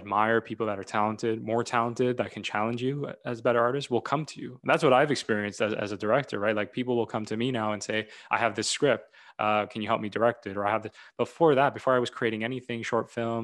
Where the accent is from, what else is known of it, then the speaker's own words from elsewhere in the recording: Toronto, Ontario, Canada; I come from Toronto